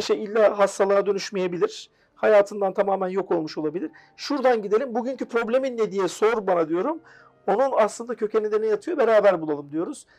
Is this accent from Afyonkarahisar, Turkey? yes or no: yes; Afyonkarahisar, Turkey; 1983 Afyon, Karahisar doğumluyum. Ee, üniversite öğrenimi Afyon'da yaptım kendi memleketimde.